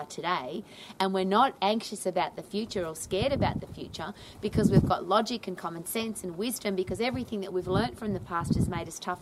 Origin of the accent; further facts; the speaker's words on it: Australia; I was brought up in Australia